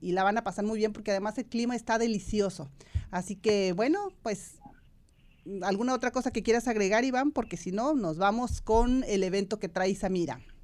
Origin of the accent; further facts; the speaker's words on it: Irapuato, Guanajuato, Mexico; moved away; Irapuato, Guanajuato, mi ciudad natal